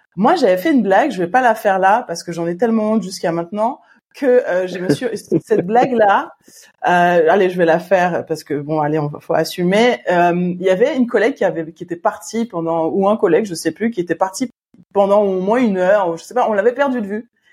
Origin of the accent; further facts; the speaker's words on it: Martinique; en tant que bon Martiniquais que nous sommes